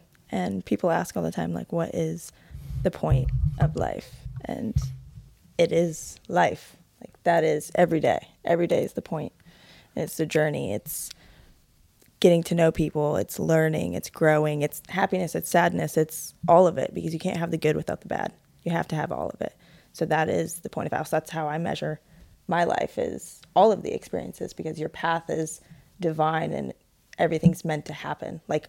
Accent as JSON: {"language": "English", "region": "Ohio", "country": "United States", "said": "So I'm originally from Ohio."}